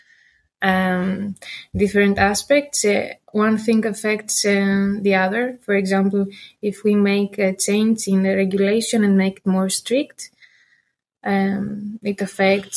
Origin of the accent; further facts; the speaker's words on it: Greece; moved away as an adult; now in Maastricht, Netherlands; I am from Greece. Yeah, I was growing there